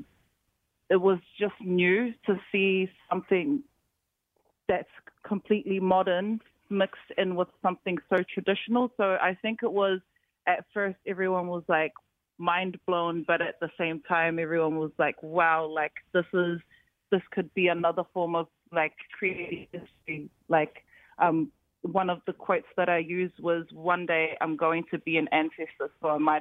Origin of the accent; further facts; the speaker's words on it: New Zealand; being a Tongan growing up in New Zealand